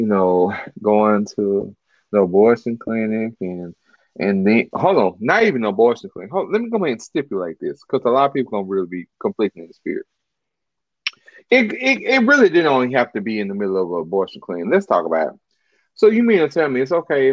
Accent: Dallas, Texas, United States; I'm from Dallas.

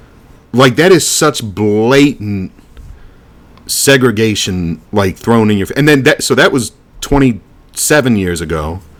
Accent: Alabama, United States; Yeah, we just call that growing up in Alabama.

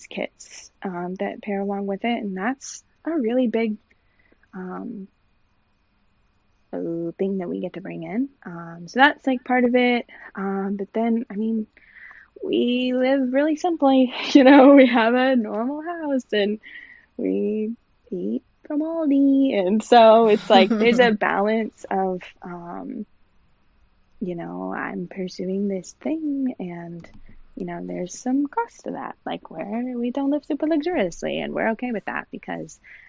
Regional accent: Texas, United States; moved away as an adult; now in Asheville, United States; We moved here when we got married back in 2013. We're originally from Texas

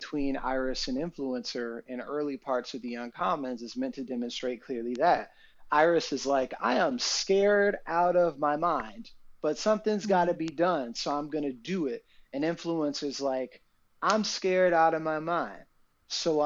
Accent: Atlanta, Georgia, United States; moved away; I'm from Atlanta

